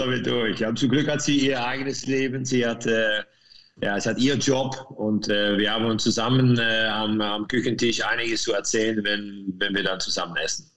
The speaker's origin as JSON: {"language": "German", "town": "Meerssen", "region": "Limburg", "country": "Netherlands", "second_language": "German", "moved": "as an adult", "lives_now": "Lanaken, Belgium", "said": "Ich komme aus Meersen. Mhm. Das liegt östlich von Maastricht und ich wohne jetzt an Lanaken"}